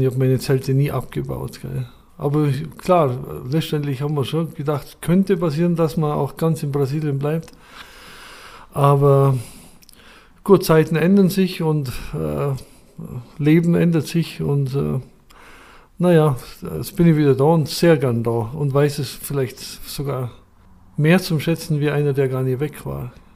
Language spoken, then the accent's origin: German; Schwangau, Bavaria, Germany; ich bin in Schwangau geboren, wirklich im Elternhaus geboren, neunzehnhundertsechsundfünfzig